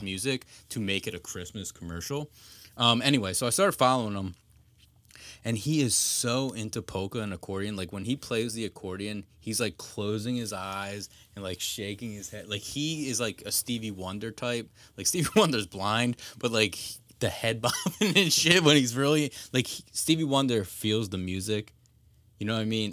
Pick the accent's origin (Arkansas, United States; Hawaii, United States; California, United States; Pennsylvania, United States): Pennsylvania, United States; we're from Pennsylvania